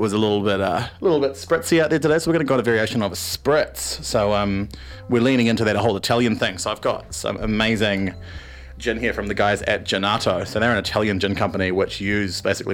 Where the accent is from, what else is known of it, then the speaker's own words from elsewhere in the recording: Wellington, New Zealand; now in Auckland, New Zealand; I'm from Wellington